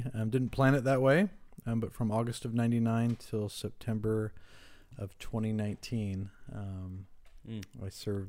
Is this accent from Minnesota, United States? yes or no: no; Rancho Cucamonga, California, United States; Rancho Cucamonga. Really? Wow. Yeah, born and raised.